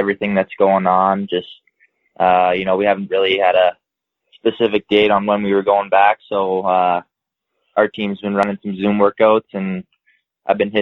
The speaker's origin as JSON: {"language": "English", "town": "Beaumont", "region": "Alberta", "country": "Canada", "tie": "born or raised there", "also_born_or_lived": "Regina, Saskatchewan / Ontario", "said": "When I was about 3 years old, we moved to Ontario, stayed there for a year, and then we ended up in Beaumont after that."}